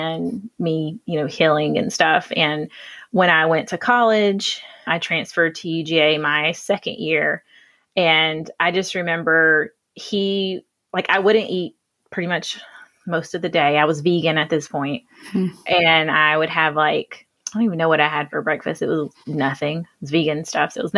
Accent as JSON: {"language": "English", "town": "Hartwell", "region": "Georgia", "country": "United States", "lives_now": "Athens, United States", "said": "I am living in Athens now, but I am from Hartwell, Georgia, so there's literally nothing there."}